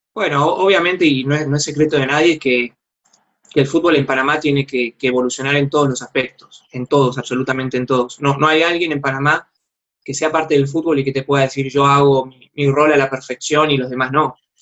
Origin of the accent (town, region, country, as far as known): Argentina